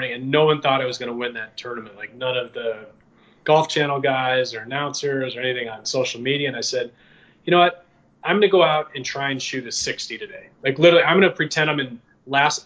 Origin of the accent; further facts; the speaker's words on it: Midwest, United States; I grew up in the Midwest, like the opposite of Florida